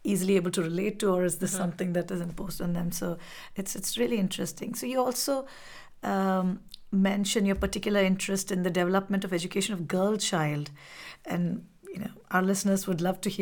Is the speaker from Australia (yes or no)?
no; India; moved away; I grew up in India. My childhood was there.